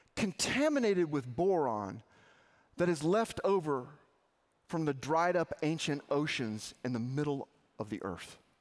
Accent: Arkansas, United States; I grew up in Arkansas.

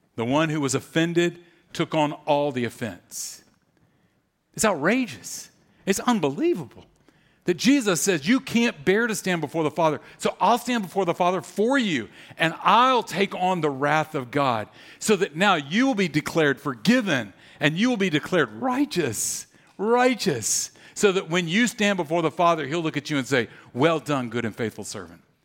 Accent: Louisiana, United States; I grew up in Louisiana

